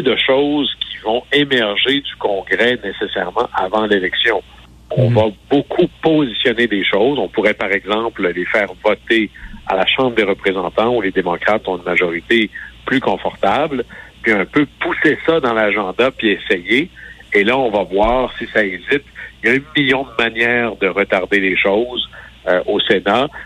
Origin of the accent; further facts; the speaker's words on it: Quebec, Canada; moved away; toi et moi, on vient du Saguenay-Lac-Saint-Jean.